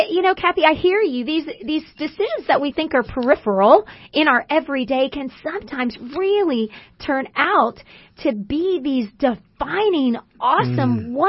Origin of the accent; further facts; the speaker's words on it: Houston, Texas, United States; I grew up in Houston